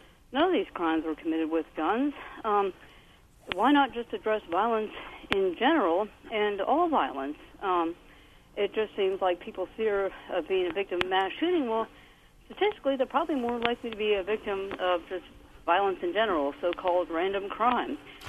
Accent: New York City, New York, United States; I grew up in Brooklyn, New York.

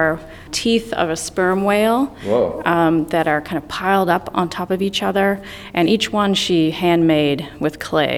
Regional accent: New Zealand; moved away; I hail from New Zealand

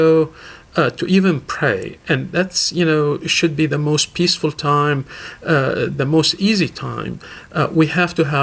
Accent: Damascus, Damascus Governorate, Syria; moved away as an adult; also born or lived in Murfreesboro, Tennessee; now in United States; I left my country 40 years ago. I was born and raised in Damascus, Syria

